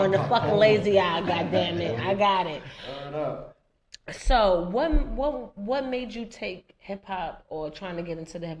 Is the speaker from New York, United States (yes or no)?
yes; New York City, New York, United States; also born or lived in Dyckman, Manhattan; I'm from the East Side, but I had moved to Dykeman for like a short period of time